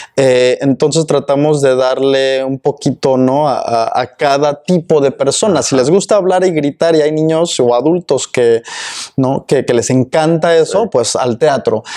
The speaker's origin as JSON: {"language": "Spanish", "country": "Mexico", "first_language": "Spanish", "moved": "yes", "lives_now": "Austin, United States", "said": "otros connacionales mexicanos"}